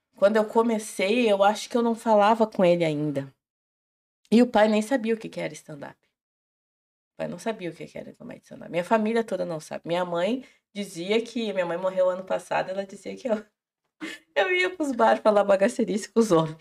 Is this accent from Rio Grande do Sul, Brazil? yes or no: yes; General Câmara, then Porto Alegre metropolitan region, interior of Rio Grande do Sul, Brazil; also born or lived in Charrua; Eu nasci em General Câmara e tenho familiares em Minas do Leão